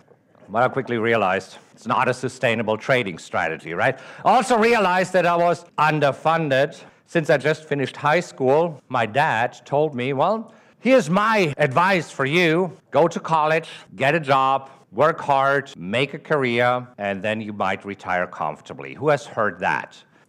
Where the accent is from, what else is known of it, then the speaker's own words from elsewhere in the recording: Germany; accent: German; English is a second language; moved away as an adult; now in United States; Originally, I'm from Germany. That's the accent that you're hearing. I grew up in Germany and stayed there until 2002. 2002, I moved to the United States with $30,000 in my pocket